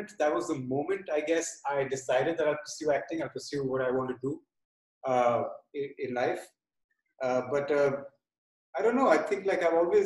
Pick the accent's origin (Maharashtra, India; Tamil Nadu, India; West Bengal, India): West Bengal, India; Kolkata; moved away as an adult; also born or lived in Berkeley, United States; now in Mumbai, India; growing up in Calcutta about 20 years ago, and the family I came from